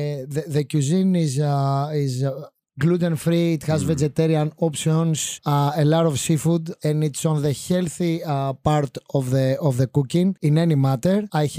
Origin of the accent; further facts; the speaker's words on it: Greece; now in United States; even though I was from Greece, I miss them because some of the ingredients I couldn't see. I was from the island.